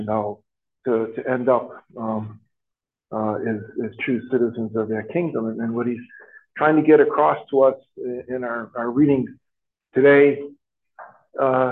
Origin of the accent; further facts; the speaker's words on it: Chicago, Illinois, United States; now in Traverse City, United States; I came from Chicago. There were two groups of people, Catholics and publics